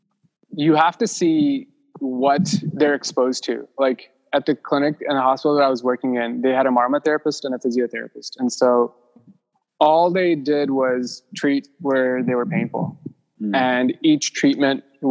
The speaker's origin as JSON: {"language": "English", "town": "Mumbai", "region": "Maharashtra", "country": "India", "tie": "born or raised there", "moved": "yes", "said": "I was born in Mumbai"}